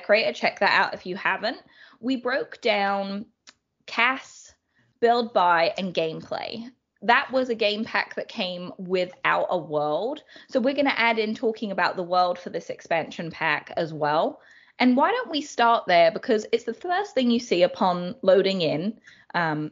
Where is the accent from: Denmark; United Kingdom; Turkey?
United Kingdom; London; I grew up in London, so city girl through and through